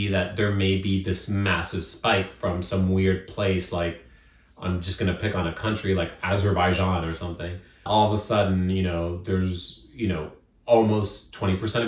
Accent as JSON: {"language": "English", "country": "Zimbabwe", "tie": "born or raised there", "moved": "yes", "said": "where I was born in Zimbabwe is not as expensive"}